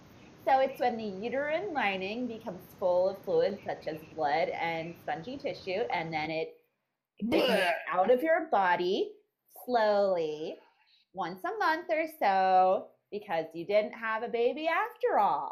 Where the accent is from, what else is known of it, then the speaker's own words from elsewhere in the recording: California, United States; as a Californian